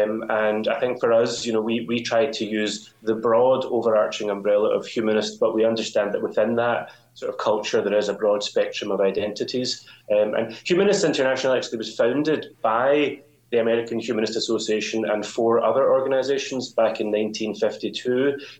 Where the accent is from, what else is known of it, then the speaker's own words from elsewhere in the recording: Glasgow, Scotland, United Kingdom; I'm actually from Glasgow in Scotland.